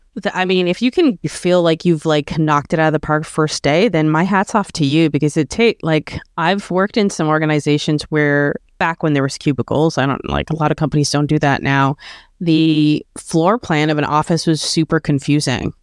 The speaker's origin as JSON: {"language": "English", "country": "Canada", "tie": "born or raised there", "said": "I'm Canadian and I was born here and I, you know, love my country"}